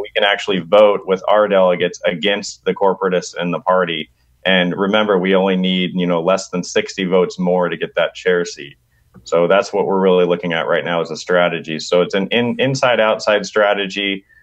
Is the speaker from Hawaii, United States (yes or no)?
no; Sacramento, California, United States; Sac B, my hometown